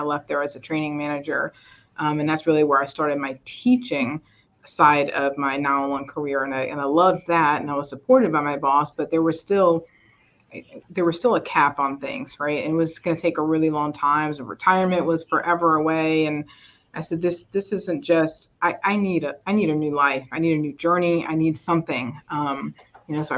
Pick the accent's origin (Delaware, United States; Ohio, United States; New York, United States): New York, United States; moved away as an adult; now in Georgia, United States; I was born and raised in New York